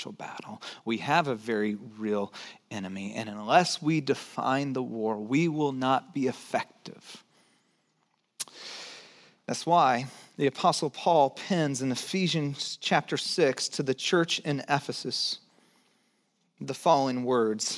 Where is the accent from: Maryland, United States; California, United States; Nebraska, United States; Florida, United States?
California, United States; Santa Cruz; also born or lived in Kaufman, Texas; When I was 9 years old, we moved one summer around this time from Kaufman, rural Texas, to Santa Cruz, California